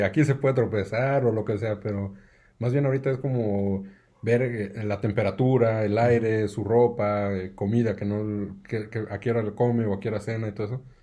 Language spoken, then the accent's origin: Spanish; Aguascalientes, Mexico; yo soy eh, de aquí de Aguascalientes